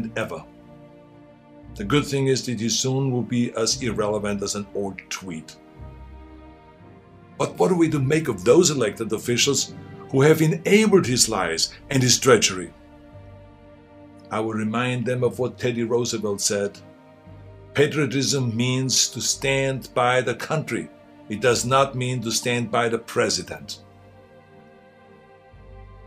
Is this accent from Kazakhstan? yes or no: no; Austria; now in United States; I grew up in Austria.